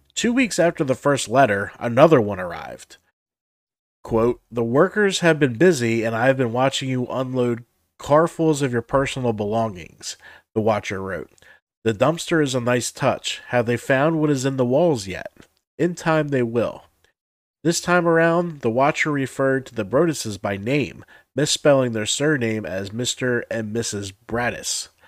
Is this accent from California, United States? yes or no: no; New Jersey, United States; we're both from Jersey.